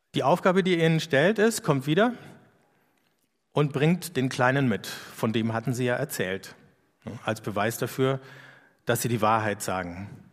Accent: Erlangen, Bavaria, Germany; wo ich herkomme. Dann sage ich aus Erlangen

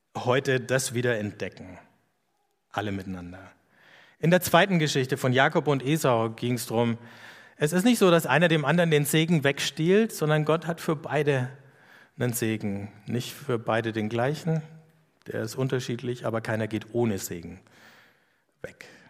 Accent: Erlangen, Bavaria, Germany; wo ich herkomme. Dann sage ich aus Erlangen

